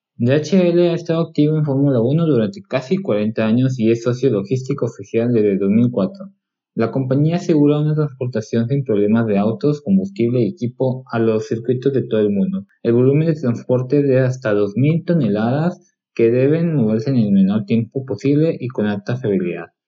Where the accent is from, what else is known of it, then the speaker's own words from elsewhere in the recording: Mexico; yo soy mexicano